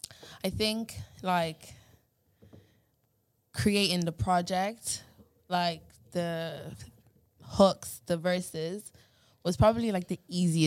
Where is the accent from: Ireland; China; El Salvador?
Ireland; Drogheda, Leinster; I'm from Drogheda.